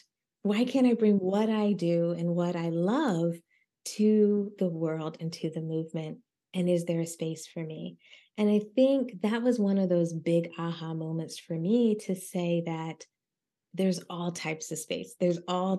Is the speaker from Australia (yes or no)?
no; Philadelphia, Pennsylvania, United States; I'm Black, I'm from Philly